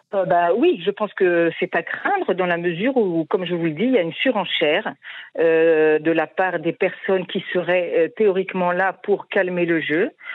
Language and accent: French; France; now in Israel; en tant que Français